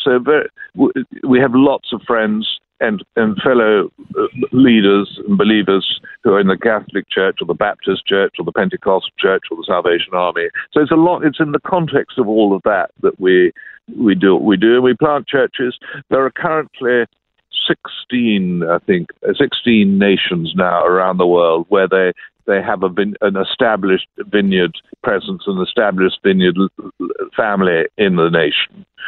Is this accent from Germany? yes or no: no; London, United Kingdom; I grew up in London, England